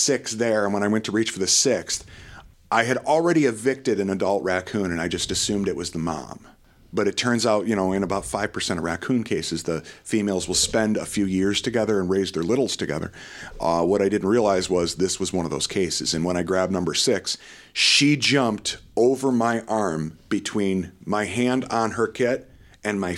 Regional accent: Detroit, Michigan, United States; I grew up in Metro Detroit

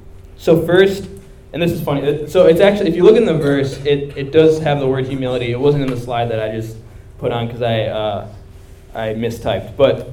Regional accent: India; I'm Indian too

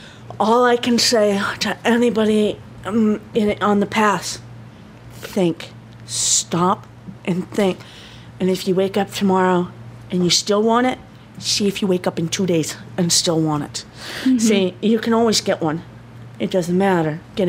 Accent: Ireland; I have an Irish knotwork on my shoulder. Number one, I'm Irish.

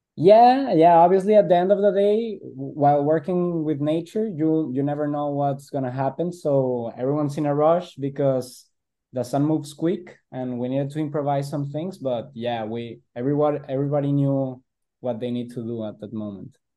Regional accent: Guadalajara, Jalisco, Mexico; we're on the west side of Mexico, we're from Guadalajara

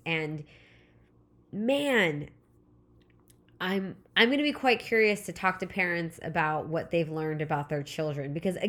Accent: California, United States; Again, I live in Southern California. I grew up in Southern California, so Disneyland was always the summer vacation.

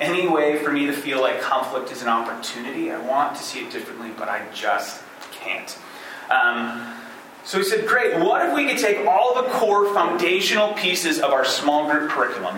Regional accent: Michigan, United States; moved away as an adult; also born or lived in New York City; I am originally from Michigan, but I had been spending the last 4 years in church planting work in the heart of New York City

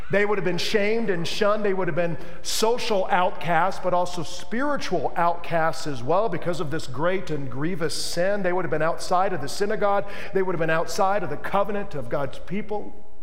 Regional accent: Tennessee, United States; also born or lived in Mississippi; Nazareth, look, I'm from Tennessee. I was born in Mississippi.

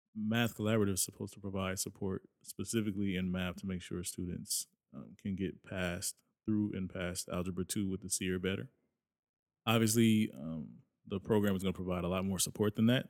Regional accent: Lawndale, California, United States; born or raised there; also born or lived in Inglewood, California

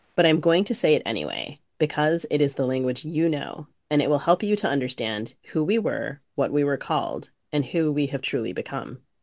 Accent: D.C., East Coast, United States; So I grew up on the East Coast, primarily outside the Washington, D C area

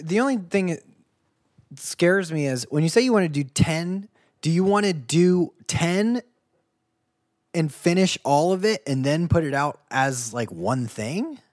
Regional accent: Ohio / Kentucky, United States; also born or lived in Boston; I'm from Ohio slash Kentucky.

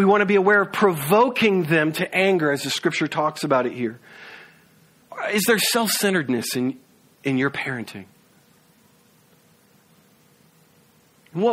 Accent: the South, United States; moved away; We're from the South

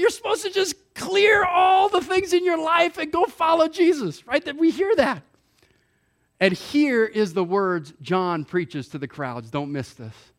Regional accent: Hawaii, United States; moved away; I grew up in Hawaii

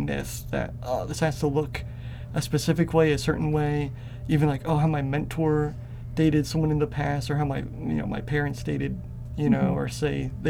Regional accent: Atlanta, Georgia, United States; I come from Bible Belt Southern culture. I was born in Atlanta, Georgia

